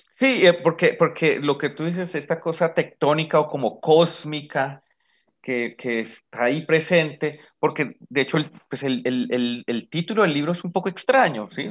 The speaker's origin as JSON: {"language": "Spanish", "region": "Bogotá", "country": "Colombia", "said": "como bogotano"}